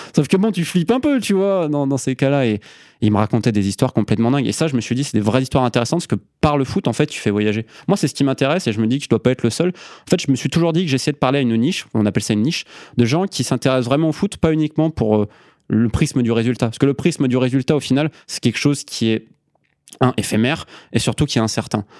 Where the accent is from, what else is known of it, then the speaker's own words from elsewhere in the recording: Isère, Auvergne-Rhône-Alpes, France; moved away as an adult; also born or lived in Scotland / England; now in Andalusia, Spain; je suis un Isérois, 26 euh, ans. Euh, donc j'ai grandi dans l'Isère profonde